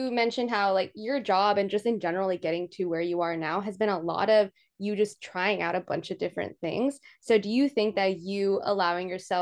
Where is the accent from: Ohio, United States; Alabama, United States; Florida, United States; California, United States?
California, United States; Bay Area; I'm from the Bay Area. So growing up, mm-hmm. You know, being a fan of 997, just listening to it on my way to school